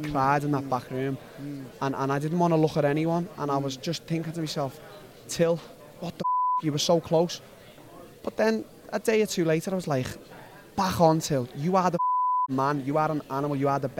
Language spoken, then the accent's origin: English; Liverpool, North West England, United Kingdom; I'm a kid from Liverpool.